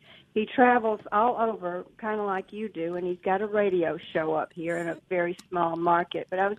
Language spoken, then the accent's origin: English; Hattiesburg, Mississippi, United States; also born or lived in Northwest Ohio, near Toledo; now in Toledo, United States; Because I'm from Hattiesburg.